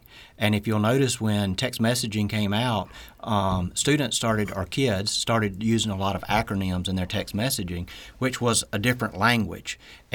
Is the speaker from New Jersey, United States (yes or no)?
no; Columbia, Mississippi, United States; So I was born in Columbia, Mississippi, so I'm a Mississippi native. Grew up in Columbia. Was there for a lot of my life